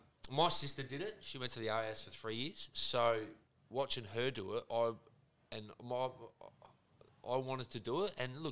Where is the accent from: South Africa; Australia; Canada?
Australia; Morphett Vale, South Australia; I grew up in Morpher Vale